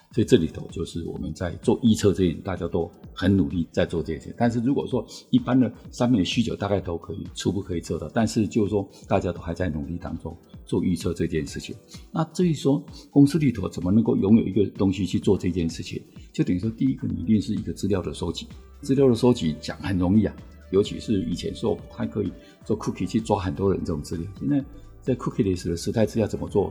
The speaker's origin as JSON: {"language": "Chinese", "country": "Taiwan", "said": "我们台湾人 其实我们对这个，这种东西的文化其实我们不是那么熟的"}